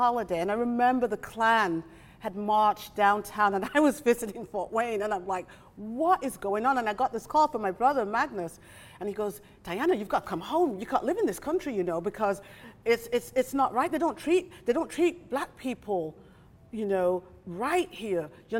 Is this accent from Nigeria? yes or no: yes; Nigeria; And so when I was in Nigeria during my teenage years, going to school